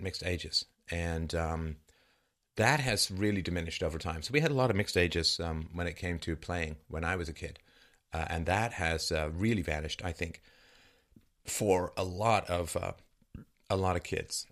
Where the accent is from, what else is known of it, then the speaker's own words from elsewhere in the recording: London, United Kingdom; where I grew up in London.